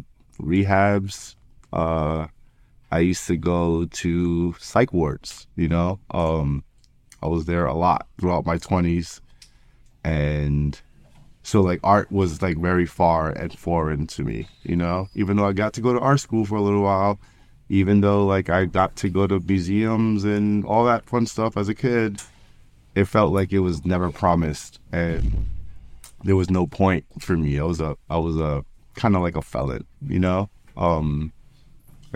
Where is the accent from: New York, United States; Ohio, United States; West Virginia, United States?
New York, United States; I'm from New York